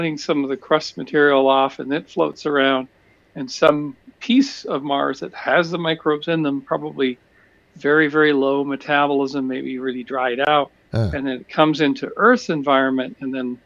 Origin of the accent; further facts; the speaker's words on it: British Columbia, Canada; I grew up in British Columbia